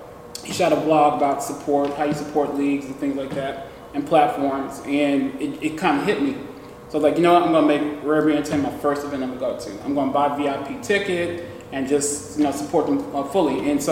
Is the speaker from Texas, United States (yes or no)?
yes; Houston, Texas, United States; I'm from Houston, Texas.